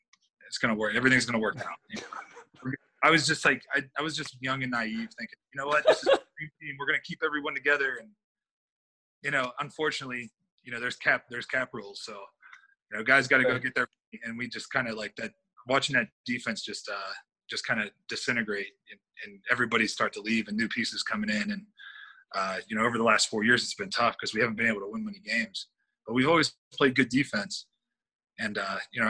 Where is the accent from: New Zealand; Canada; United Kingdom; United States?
United States; moved away; being up north, I'm from that area. You know, actually, this is only going to be like 4 hours from my hometown